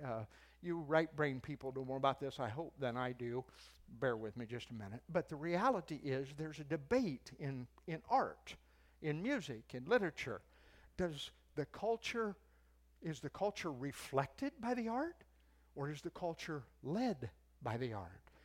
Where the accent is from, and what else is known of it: United States